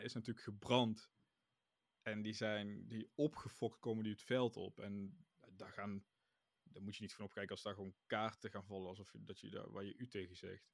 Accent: Netherlands; wij uit Nederland komen. Dus misschien is dat ook een beetje het ding. We zijn Nederlanders

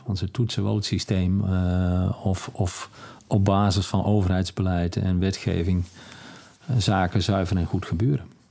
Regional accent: Netherlands; als Nederlanders

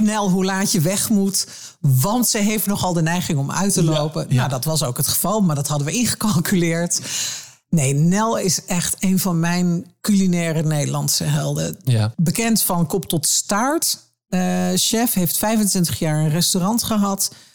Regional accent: Twente, Overijssel, Netherlands; ik ben in Twente opgegroeid

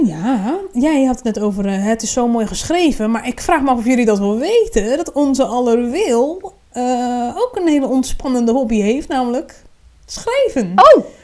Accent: Randstad, Netherlands; now in Groningen, Netherlands; ik kom uit Randstad

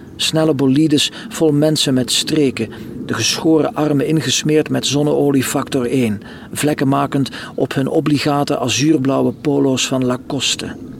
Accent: Lichtervelde, Flanders, Belgium; moved away as an adult; also born or lived in Ostend; now in France; Lichtervelde, de streek waar ik geboren ben bij Roeselare.

